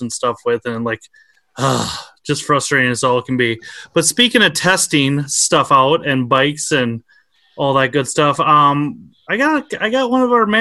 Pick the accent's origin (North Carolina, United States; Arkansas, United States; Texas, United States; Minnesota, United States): Minnesota, United States; I'm from Minnesota